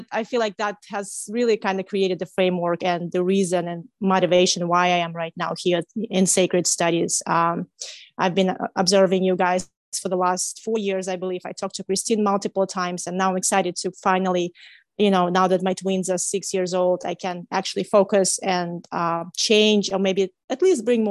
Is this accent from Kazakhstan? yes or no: yes; Kazakhstan; moved away as an adult; now in United States; I am from Kazakhstan, from Central Asia